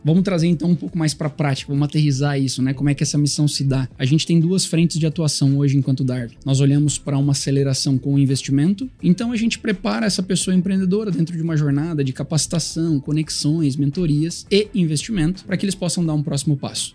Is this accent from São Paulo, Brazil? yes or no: yes; Bauru, São Paulo, Brazil; moved away as an adult; also born or lived in Florianópolis; now in Rio de Janeiro, Brazil; Eu sou nascido e criado no interior de São Paulo